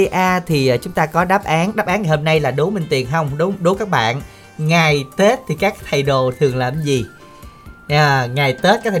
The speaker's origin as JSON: {"language": "Vietnamese", "region": "Binh Dinh", "country": "Vietnam", "accent": "Binh Dinh", "moved": "yes", "said": "đến từ Bình Định"}